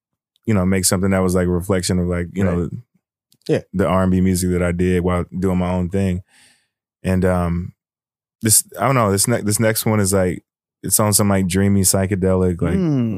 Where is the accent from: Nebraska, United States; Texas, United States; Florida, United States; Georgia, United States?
Texas, United States; Fort Worth; born or raised there